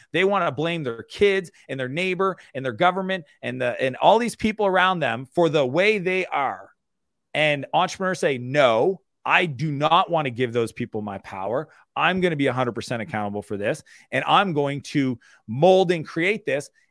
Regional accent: Moncton, New Brunswick, Canada; I grew up in Eastern Canada in a small town called Moncton, New Brunswick.

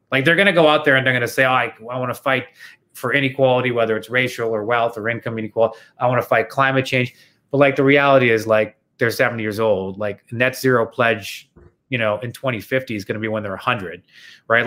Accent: Toronto, Ontario, Canada; I'm from Toronto

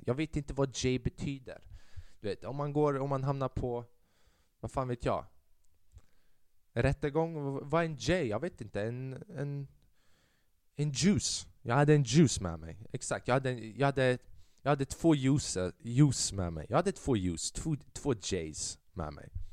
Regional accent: Sweden; jag var född i Sverige

